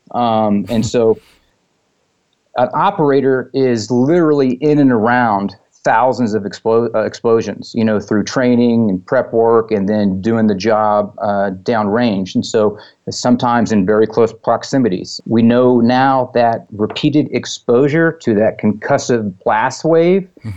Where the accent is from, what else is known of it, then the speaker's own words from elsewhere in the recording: Texas, United States; I grew up in Texas